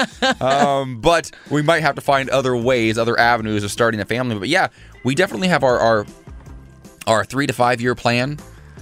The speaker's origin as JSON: {"language": "English", "region": "Northwest Ohio", "country": "United States", "tie": "born or raised there", "moved": "yes", "said": "Northwest Ohio. It's the most Republican county in the state of Ohio. 86% of the people in my home county voted for Trump in 2016 over Hillary"}